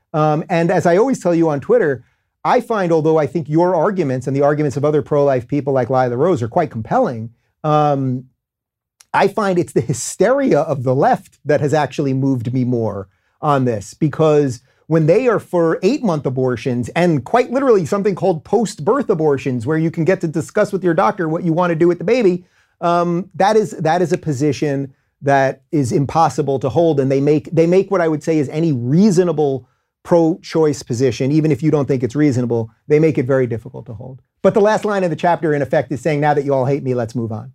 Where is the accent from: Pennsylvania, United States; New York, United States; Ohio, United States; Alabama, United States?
New York, United States; Long Island; also born or lived in Brooklyn, New York / Manhattan, New York; I grew up in Long Island